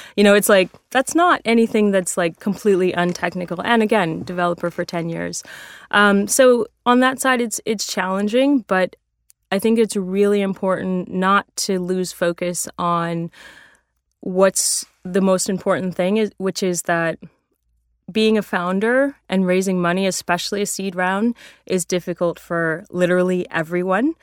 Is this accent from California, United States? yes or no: yes; San Francisco, California, United States; I grew up in San Francisco.